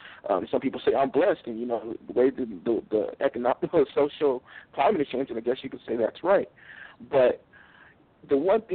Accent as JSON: {"language": "English", "region": "California", "country": "United States", "moved": "as an adult", "lives_now": "Utah, United States", "said": "I'm originally from California. I actually relocated to Utah a couple years ago."}